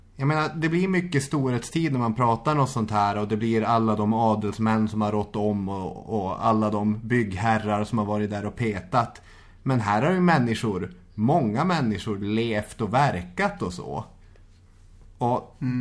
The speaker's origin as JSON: {"language": "Swedish", "town": "Arvidsjaur", "region": "Norrbotten County", "country": "Sweden", "tie": "born or raised there", "moved": "yes", "said": "När jag var hemma i Arvidsjaur"}